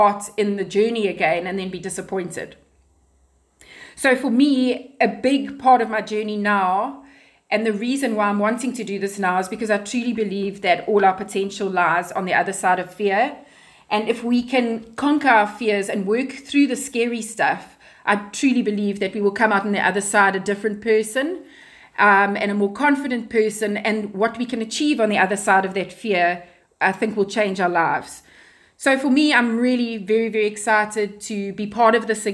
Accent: Pietermaritzburg, KwaZulu-Natal, South Africa; also born or lived in Durban / Ballito / Johannesburg; now in Cape Town, South Africa; I grew up in Pietermaritzburg

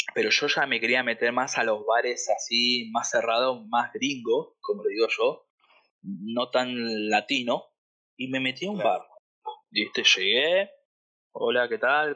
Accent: Argentina; moved away as an adult; now in Hollywood, Florida, United States; soy argentino, tengo 35 años

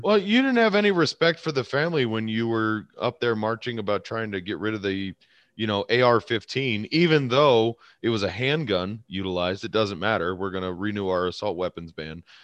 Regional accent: United States; as an American citizen. As an American

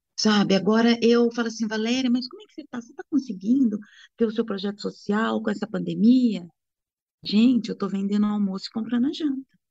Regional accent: Brazil; eu sou brasileira

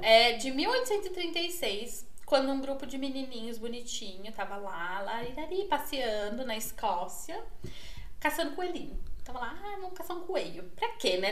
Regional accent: Northeast Region, Brazil; moved away; also born or lived in Portugal; Eu já encarnava já o sangue nordestino que eu tenho pra falar da minha terra

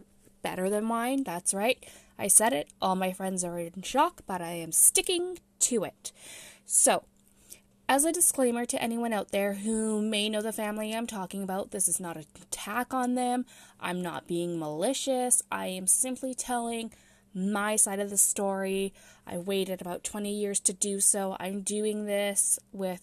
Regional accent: Romania; I was born in Romania in 1990

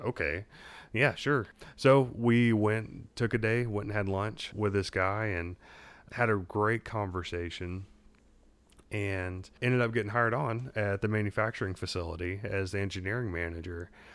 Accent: Southeast Texas, United States; moved away as an adult; also born or lived in Louisiana; I grew up in Southeast Texas, which is a little bit like Louisiana West.

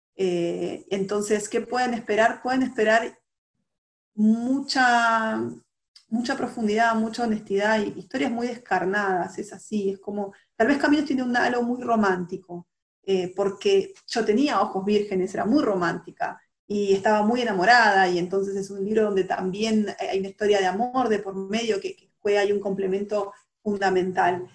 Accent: Argentina

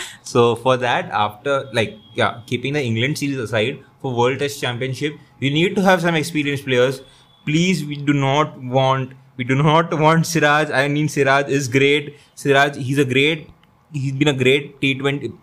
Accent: India; as an Indian cricket fan

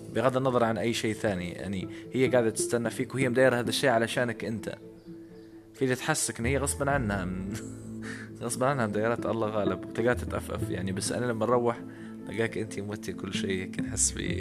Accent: Libya; انا كشاب ليبي

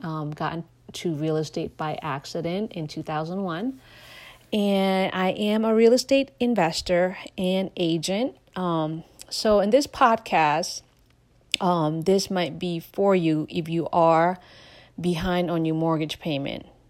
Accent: Laos; now in United States; I am a refugee from Laos.

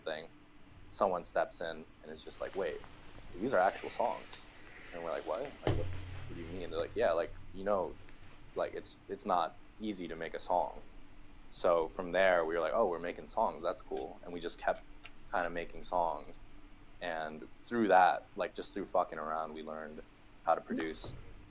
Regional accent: Japan; moved away; I'm from Japan. I just moved here.

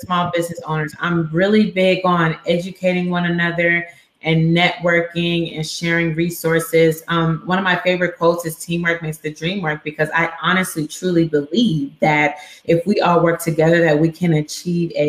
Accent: Dallas, Texas, United States; moved away as an adult; also born or lived in Houston, Texas; now in Pine Bluff, United States; But I was raised in Dallas

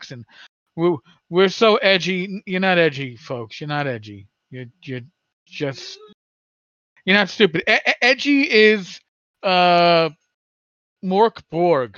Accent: New York, United States; I'm a New Yorker.

